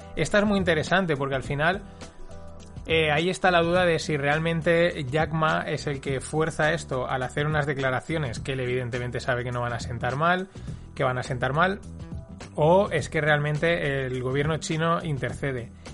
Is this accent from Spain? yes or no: yes; Paterna, Valencian Community, Spain; yo soy alumno de la Salle, de aquí de Paterna